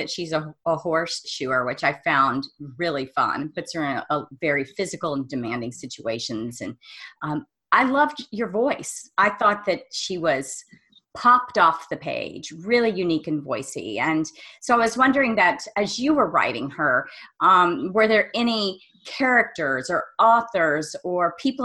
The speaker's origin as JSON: {"language": "English", "town": "Amarillo", "region": "Texas", "country": "United States", "moved": "yes", "said": "I'm from Amarillo originally"}